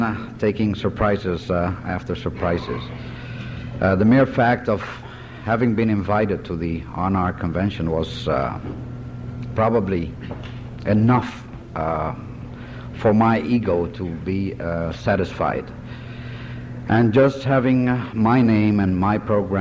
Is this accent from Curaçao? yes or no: yes; Curaçao; I was born in 1942 in Curaçao in the Netherlands Antilles from Dominican parents